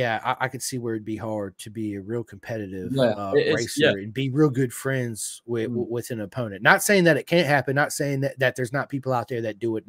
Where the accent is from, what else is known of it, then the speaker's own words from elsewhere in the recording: United States; obviously I'm American